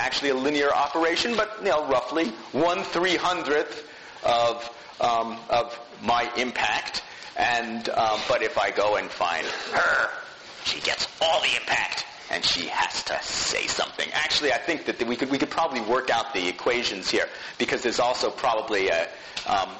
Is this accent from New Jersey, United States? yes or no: yes; New Jersey suburbs, United States; growing up in the New Jersey suburbs